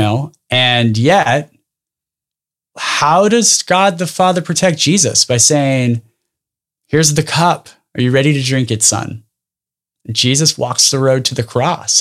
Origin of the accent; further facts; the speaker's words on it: Dinuba, California, United States; I grew up in a small town called Daynuba, which is about forty-five minutes south of Fresno